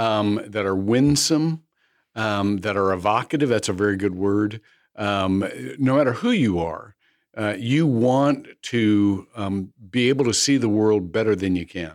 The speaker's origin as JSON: {"language": "English", "region": "Midwest", "country": "United States", "tie": "born or raised there", "said": "I grew up in the Midwest where you know, working men just had meat and taters"}